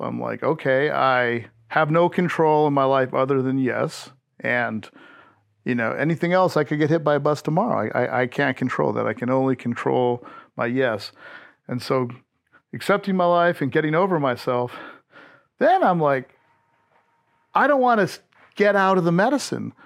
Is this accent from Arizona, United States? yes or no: no; Hawaii, United States; moved away as an adult; also born or lived in Panama / Fort Ord; now in Austin, Texas, United States; I grew up in Hawaii where cannabis and mushrooms were decriminalized back in the seventies